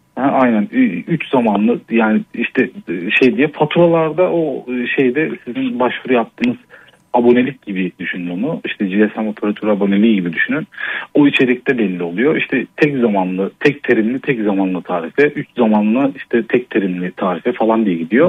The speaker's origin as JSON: {"language": "Turkish", "region": "Ankara", "country": "Turkey", "tie": "born or raised there", "said": "Ankara'nın çok kötü bir semtinde Altındağ'da Yeni Doğan'da doğdum. Orada büyüdüm."}